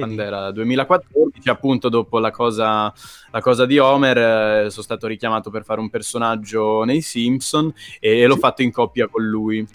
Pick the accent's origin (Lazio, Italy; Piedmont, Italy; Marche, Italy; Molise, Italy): Marche, Italy; Pesaro; moved away; all'epoca vivevo ancora a Pesaro, frequentavo il liceo